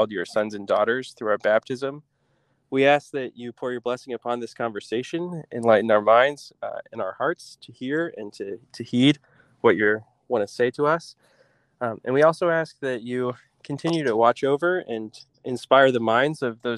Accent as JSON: {"language": "English", "town": "Fort Wayne", "region": "Indiana", "country": "United States", "tie": "born or raised there", "said": "I'm originally from Fort Wayne. I grew up here and went to Bishop Luers High School"}